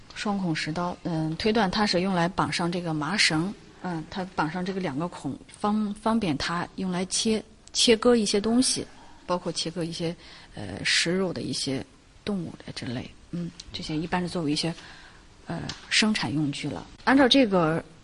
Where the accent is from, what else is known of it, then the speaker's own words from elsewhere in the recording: Qingdao, Shandong, China; 我们青岛人